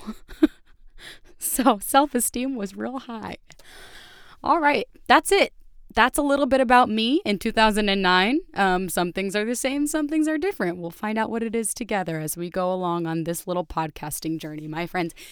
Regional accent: Connecticut, United States; also born or lived in Chicago; now in New York, United States; I grew up in Connecticut.

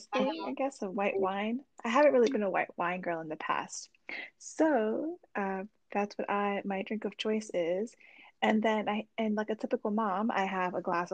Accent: Puerto Rico; now in New Jersey, United States; I was born in Puerto Rico.

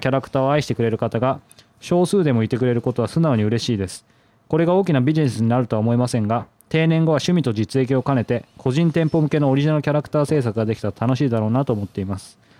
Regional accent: Yokohama, Kanagawa, Japan; 僕も横浜出身

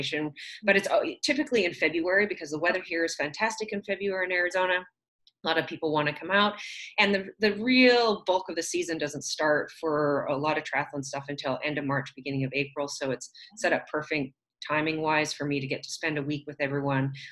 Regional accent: southern Alberta, Canada; I grew up actually in southern Alberta. I'm Canadian

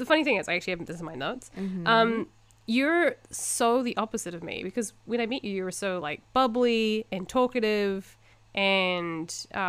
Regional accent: Invercargill, Southland, New Zealand; now in Japan; I grew up in this tiny little town called Invercargill. It's not tiny. It's like, 50,000 people?

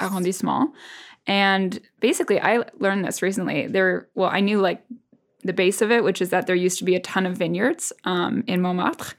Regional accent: New England, United States; now in Paris, France; growing up in New England, there's so much about fall

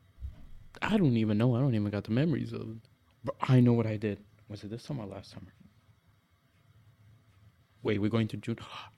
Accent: Portugal; moved away; we're raised in Portugal, born and raised in Portugal, but raised by a black family.

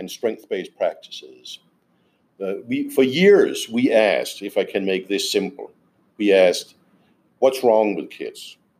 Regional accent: Denmark; I'm from Denmark.

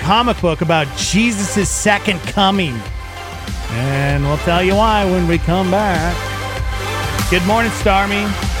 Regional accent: Montana, United States; moved away as an adult; now in Albuquerque, United States; that's where my brother and I were born, in Montana.

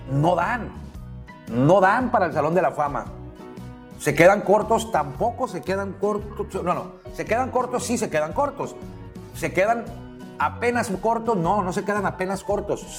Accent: Mexico; que yo soy mexicano

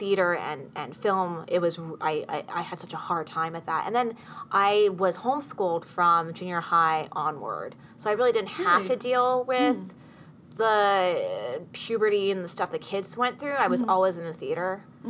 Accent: Orange County, California, United States; because I grew up in Orange County, I always thought I was, like, this blonde, blue-eyed chick.

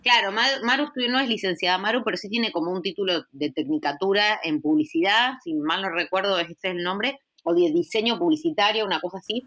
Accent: Sunchales, Santa Fe, Argentina; soy de Sunchales, que es una ciudad de Santa Fe pequeñita

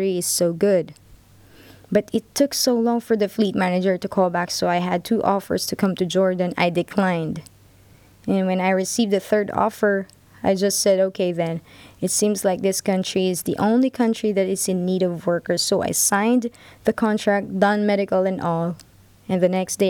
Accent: Philippines; Born and raised in the Philippines, second to the eldest of 5

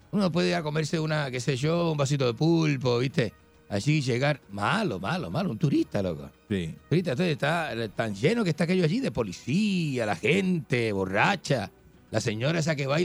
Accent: Argentina; now in Puerto Rico; En {S5} condado, pero soy argentino.

